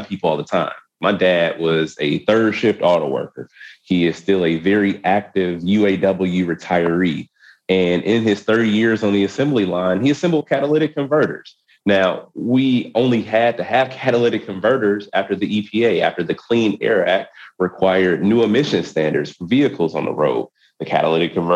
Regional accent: Wisconsin, United States; my home state of Wisconsin

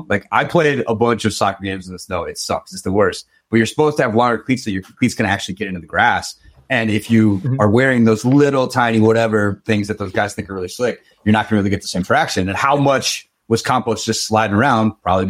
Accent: Michigan, United States; So I'm from Michigan, right? Where we have a lot of snow

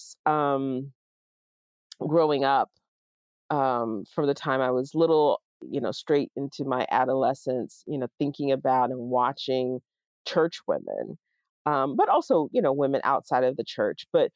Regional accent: the South, United States; moved away as an adult; now in Pittsburgh, United States; I was not living in the South anymore

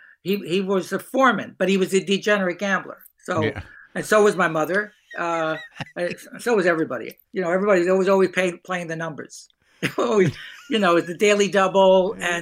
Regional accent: Hoboken, New Jersey, United States; I grew up in Hoboken, New Jersey, small town.

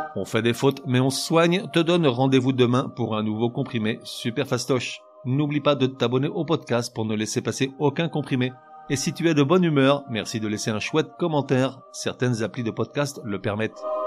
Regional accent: France; moved away; je suis français, mais je vis à l'étranger

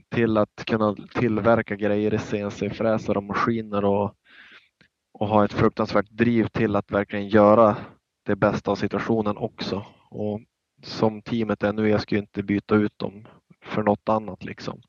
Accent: Norrland, Sweden; vi är båda från Norrland

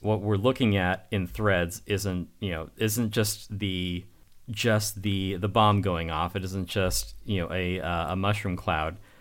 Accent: United States; I'm an American

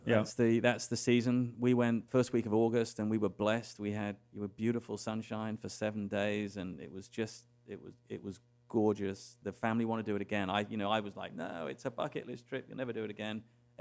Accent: England, United Kingdom; born there; I was born in England.

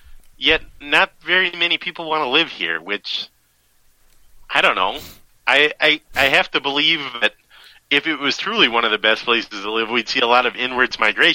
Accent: Minnesota, United States; Yep, I'm a Minnesotan.

